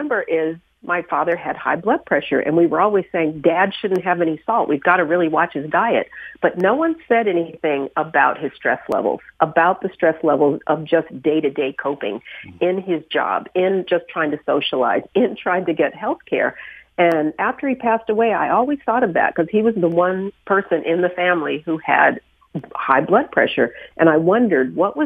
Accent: Denver, Colorado, United States; We grew up in Denver

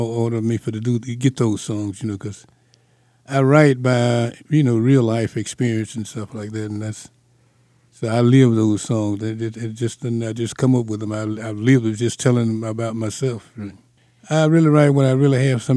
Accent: Mississippi, United States; We both were country guys he's from Alabama, I'm from Mississippi. And we grew up liking the same kind of music.

